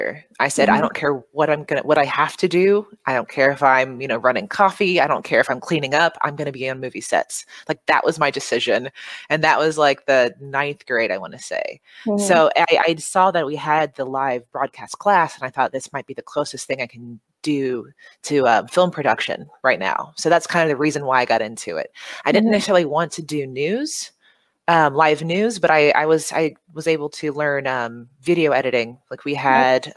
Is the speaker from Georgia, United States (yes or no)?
yes; Snellville, Georgia, United States; moved away as an adult; also born or lived in Philadelphia, Pennsylvania / Savannah, Georgia; now in Los Angeles, United States; originally I'm from a suburb outside of Atlanta, Snellville. So I grew up there. I was born in Philadelphia, but I was in Atlanta for most of my childhood